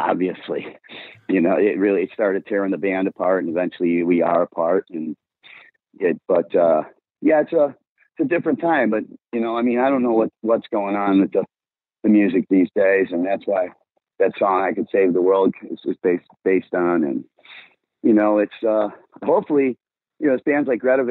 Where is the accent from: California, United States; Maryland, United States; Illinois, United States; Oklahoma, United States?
Illinois, United States; Blue Island; I'm from White Trash Blue Island